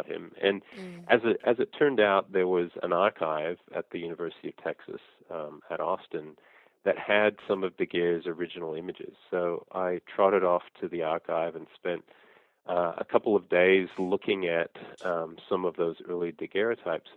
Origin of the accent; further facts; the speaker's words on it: Sydney, New South Wales, Australia; moved away as an adult; also born or lived in Brisbane / Blue Mountains; now in United States; Well, I grew up in Australia. I was born in Brisbane. Our family moved to Sydney when I was about two. We lived in the Blue Mountains for a while